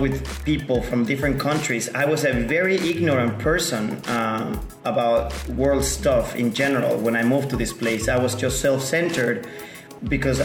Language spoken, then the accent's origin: English; Mexico City, Mexico; moved away as an adult; now in Playa del Carmen, Mexico; I am originally from Mexico City, but my dad is from Peru, and my mom is from Mexico.